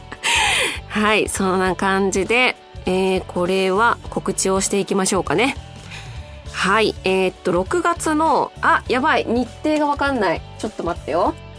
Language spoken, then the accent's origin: Japanese; Nagoya, Aichi, Japan; 名古屋の出身